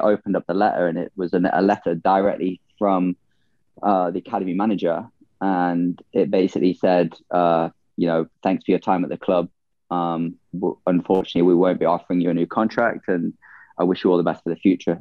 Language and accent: English; Nottingham, East Midlands, United Kingdom; moved away; also born or lived in Minnesota; back from my hometown really in Nottingham